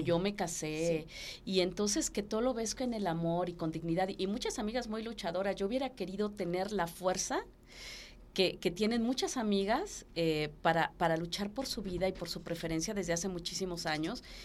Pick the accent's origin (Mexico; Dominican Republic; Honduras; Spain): Mexico; Taxco, Guerrero; porque también es mi pueblo